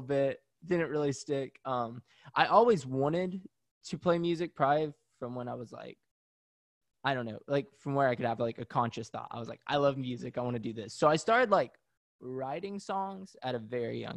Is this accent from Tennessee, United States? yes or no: yes; Pigeon Forge, Tennessee, United States; moved away as an adult; also born or lived in Knoxville, Tennessee; now in Washington, D.C., United States; I grew up in Pigeon Forge, Tennessee